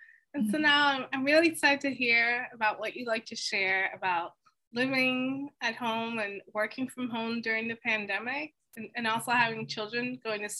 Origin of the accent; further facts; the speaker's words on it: New York City, New York, United States; I'm from Queens.